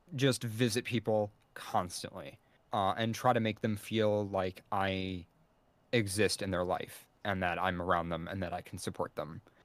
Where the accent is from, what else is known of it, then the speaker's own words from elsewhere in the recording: United States; as an American